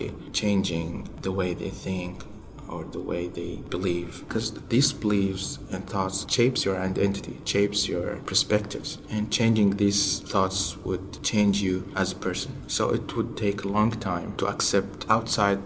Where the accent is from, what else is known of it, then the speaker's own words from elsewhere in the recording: Saudi Arabia; English is a second language; moved away as an adult; also born or lived in Utah, United States; now in United States; I'm from Saudi Arabia, I'm Muslim